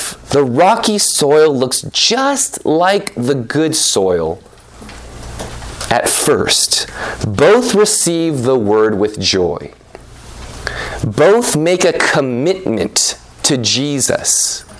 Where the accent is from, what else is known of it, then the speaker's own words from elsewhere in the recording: California, United States; I remember, you know, I grew up in NorCal.